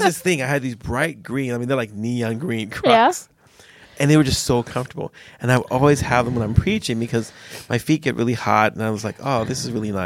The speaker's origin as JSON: {"language": "English", "country": "United States", "moved": "yes", "lives_now": "Sweden", "said": "I'm African American"}